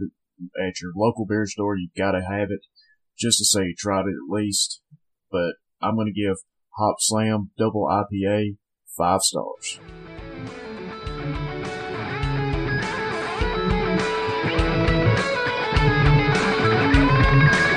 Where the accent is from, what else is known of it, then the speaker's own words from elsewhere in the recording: Northwest Alabama, United States; I'm from Northwest Alabama